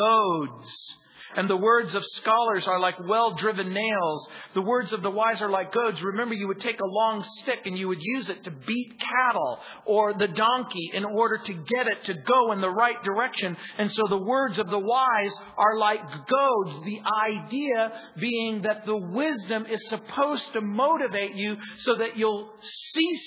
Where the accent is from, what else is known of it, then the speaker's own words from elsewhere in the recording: United States; I grew up in the Mojave Desert